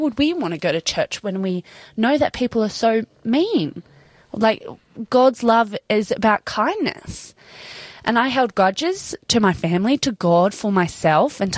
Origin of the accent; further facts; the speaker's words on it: Sydney, New South Wales, Australia; we were growing up in Sydney